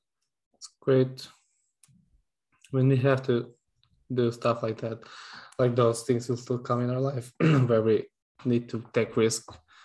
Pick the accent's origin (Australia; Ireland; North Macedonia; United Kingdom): North Macedonia; moved away as an adult; even if I come back to Macedonia one day